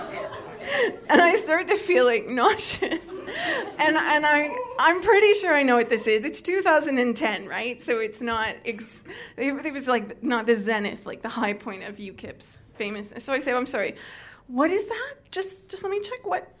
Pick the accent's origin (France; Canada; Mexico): Canada; now in United Kingdom; being a Canadian